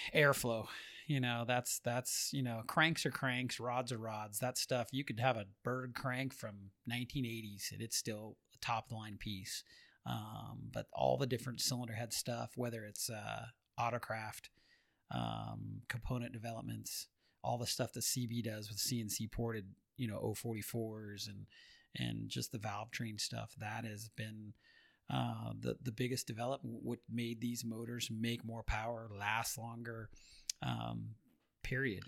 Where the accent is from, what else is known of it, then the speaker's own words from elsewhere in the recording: Orange County, California, United States; moved away as an adult; now in Las Vegas, United States; born and raised in Orange County